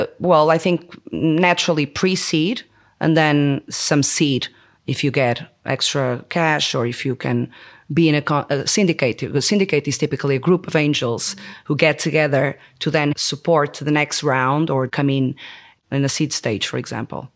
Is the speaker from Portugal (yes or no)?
yes; Porto, Norte, Portugal; moved away as an adult; also born or lived in Denmark; I was born in Porto